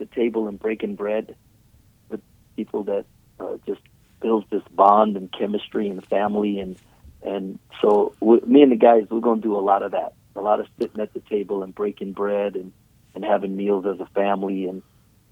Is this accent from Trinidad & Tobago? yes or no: yes; Trinidad & Tobago; I was born in Trinidad